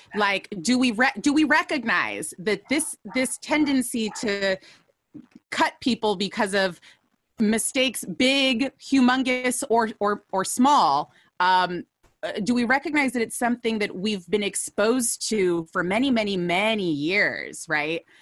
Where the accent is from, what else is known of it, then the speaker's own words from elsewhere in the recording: United States; We are born and raised in the U S